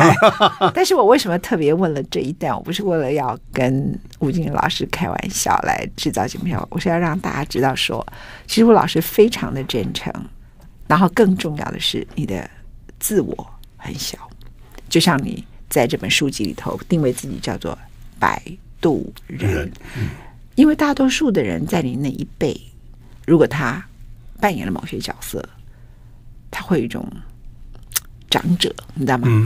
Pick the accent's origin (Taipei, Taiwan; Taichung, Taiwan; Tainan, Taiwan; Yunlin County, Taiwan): Taichung, Taiwan; 对，然后后来因为我在台中长大，我讲台中米港店，台中最大汉呢，哎，饮水思源这样啊。但是我暑假会回去罗东这样哈。